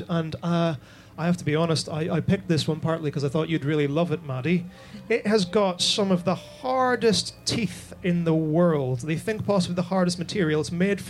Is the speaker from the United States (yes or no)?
no; Ireland; as an Irishman